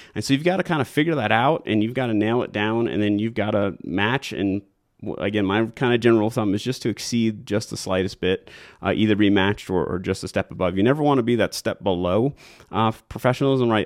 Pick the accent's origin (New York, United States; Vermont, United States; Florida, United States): New York, United States; moved away as an adult; now in Colorado, United States; I'm originally from New York